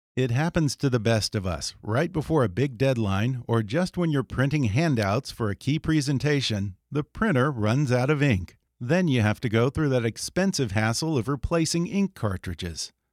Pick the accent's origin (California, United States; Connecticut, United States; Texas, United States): Texas, United States; outside of Houston; I grew up outside of Houston in Texas